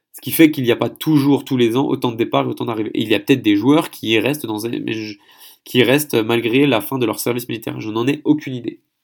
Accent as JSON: {"language": "French", "town": "Paris", "region": "Île-de-France", "country": "France", "also_born_or_lived": "Seine-Saint-Denis, France / Gatineau, Quebec, Canada", "moved": "as an adult", "lives_now": "Andong, South Korea", "said": "Je suis français, parisien, ayant vécu en Seine-Saint-Denis"}